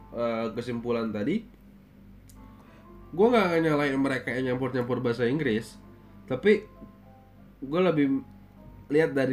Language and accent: Indonesian; Malang, East Java, Indonesia; born there; gue orang Jawa ya